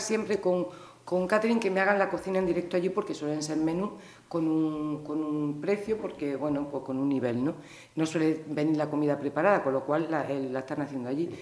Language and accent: Spanish; Granada, Andalusia, Spain; moved away as an adult; also born or lived in Pontevedra; now in Vilaboa, Spain; me siento muy orgullosa de haber nacido en, en Granada